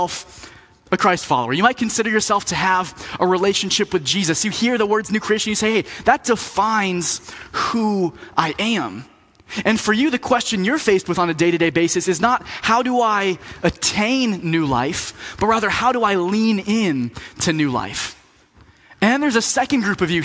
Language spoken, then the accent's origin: English; Florida, United States; moved away as an adult; also born or lived in Tampa, Florida / Lynchburg, Virginia; now in North Carolina, United States; I grew up in Florida, so I'm used to warm weather